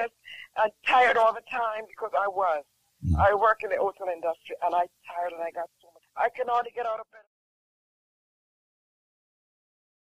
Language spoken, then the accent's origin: English; Jamaica; I'm from Jamaica